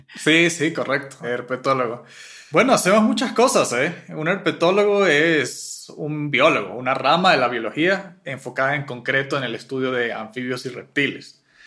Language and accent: Spanish; Mérida mountain range, Venezuela; now in Quito, Ecuador; Yo me crié en una zona selvática de bosque nublado en la cordillera de Mérida